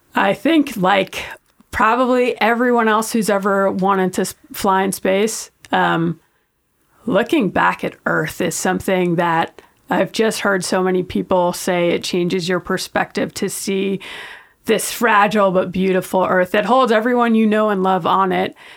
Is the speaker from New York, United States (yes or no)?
yes; New York, United States; I grew up in New York